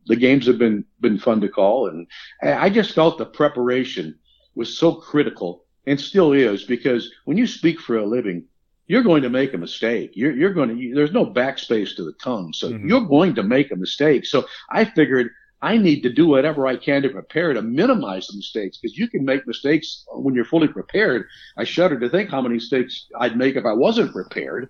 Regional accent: small town south of Chicago, Illinois, United States; moved away as an adult; now in Gainesville, United States; I grew up in the Midwest, just uh, in a small little town south of Chicago

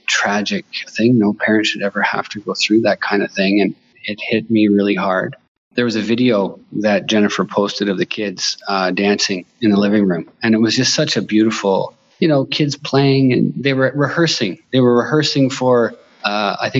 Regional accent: Bancroft, Ontario, Canada; moved away as an adult; now in Inuvik, Canada; I'm from Bancroft. It was my job took me to the north.

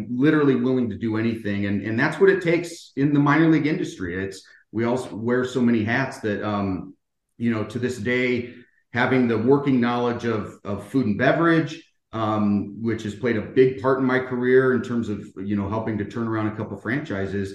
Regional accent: Bay Area, California, United States; moved away as an adult; grew up in the Bay Area

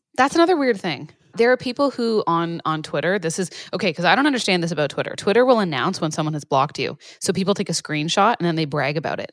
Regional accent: Canada; being Canadian

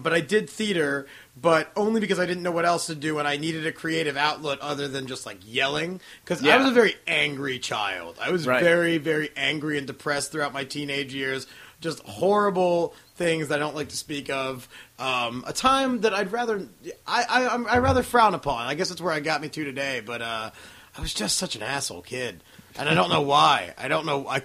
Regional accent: Baltimore, Maryland, United States; moved away as an adult; also born or lived in Pittsburgh, Pennsylvania; I'm a Baltimorean. I'm from Baltimore, Maryland

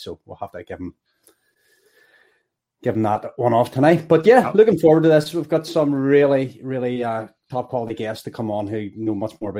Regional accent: Belfast, Northern Ireland, United Kingdom; He's from the same housing estate. He's from the same, you know, same town as me.

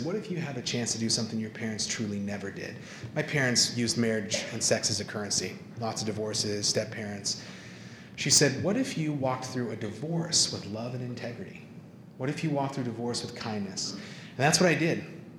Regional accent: Ireland; And I was like, this is fucked up. Because I'm super Irish.

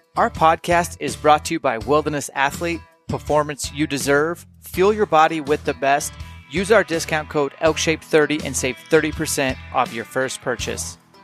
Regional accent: Spokane, Washington, United States; moved away; I will do one small camp at my hometown

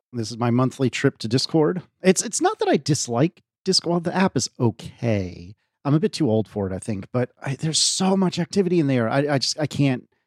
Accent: United States; as an American

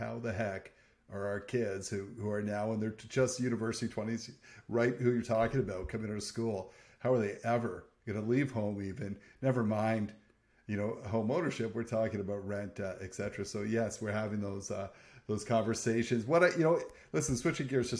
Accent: Niagara, Ontario, Canada; moved away; I grew up in Niagara.

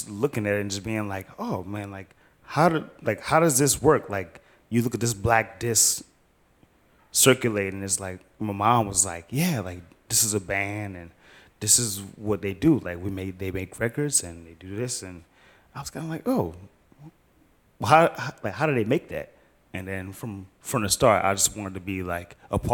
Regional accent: Petersburg, Virginia, United States; also born or lived in Chesterfield, Virginia / West End, Richmond, Virginia; I was born and raised in Petersburg. I grew up okay. in Chesterfield

